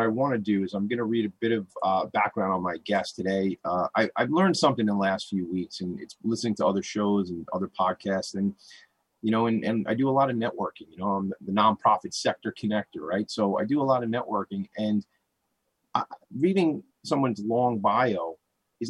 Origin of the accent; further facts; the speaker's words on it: Franklin Square, New York, United States; I grew up in Franklin Square. I live in Glen Head now